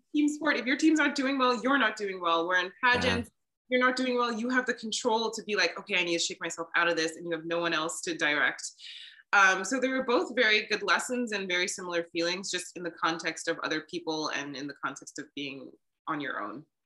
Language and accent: English; Maryland, United States; moved away as an adult; I decided to move home to Maryland and give my home state a try